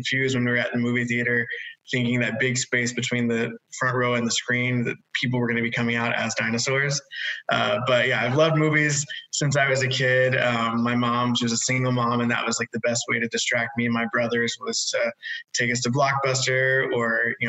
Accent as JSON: {"language": "English", "town": "Atlanta", "region": "Georgia", "country": "United States", "tie": "born or raised there", "said": "So I was born and raised in Atlanta, way before it became the kind of mecca for filming that it is now."}